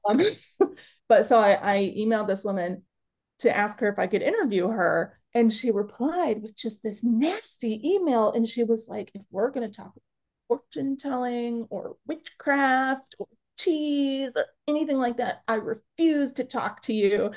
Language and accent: English; Chicago, Illinois, United States; now in Upper Michigan, United States; I'm originally from Chicago